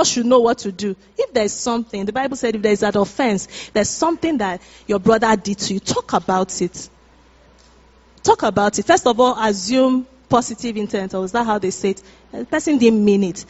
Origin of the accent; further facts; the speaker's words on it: Nigeria; moved away; we're Nigerians, we're from Africa